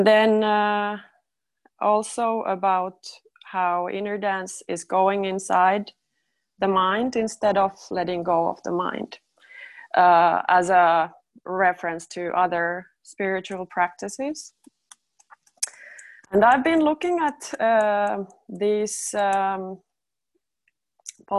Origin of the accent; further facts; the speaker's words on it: Finland; I'm also from Finland